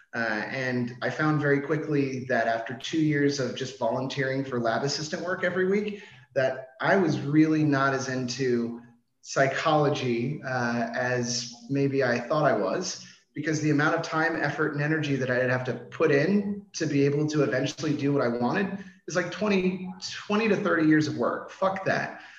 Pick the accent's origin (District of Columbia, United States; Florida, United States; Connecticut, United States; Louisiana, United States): District of Columbia, United States; Washington; moved away as an adult; now in Denmark; I'm originally from Washington D.C.